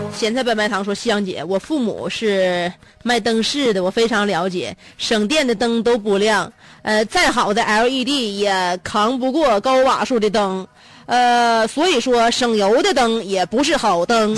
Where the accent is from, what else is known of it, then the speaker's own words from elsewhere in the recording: Shenyang, Liaoning, China; 不是我们家乡的地方话，也不是沈阳土语